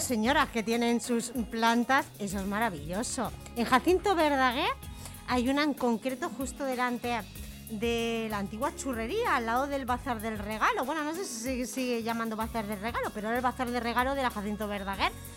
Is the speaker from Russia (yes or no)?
no; Santa Coloma de Gramenet, Catalonia, Spain; yo soy de Can Mariné, de la calle Camprodón